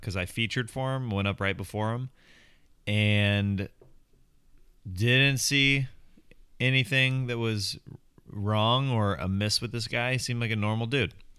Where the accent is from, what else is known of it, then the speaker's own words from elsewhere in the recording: Overland Park, Kansas, United States; born and raised in Overland Park, Kansas